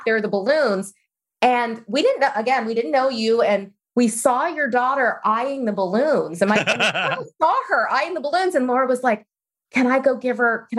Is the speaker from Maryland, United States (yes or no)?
yes; Baltimore, Maryland, United States; moved away as an adult; also born or lived in Chicago; now in Austin, United States; I'm from Baltimore originally, child of immigrants